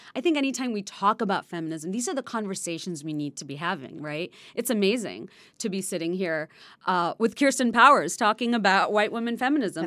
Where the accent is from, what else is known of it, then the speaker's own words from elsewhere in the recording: Bangladesh; now in United States; when I was growing up in Bangladesh